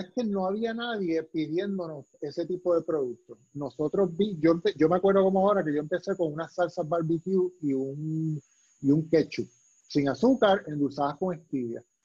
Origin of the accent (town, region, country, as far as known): Puerto Rico